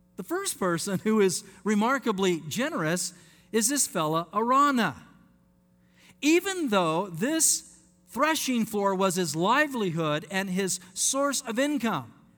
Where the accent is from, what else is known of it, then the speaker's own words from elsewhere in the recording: Layton, Utah, United States; moved away; I want to say to my Mormon friends where I grew up in Utah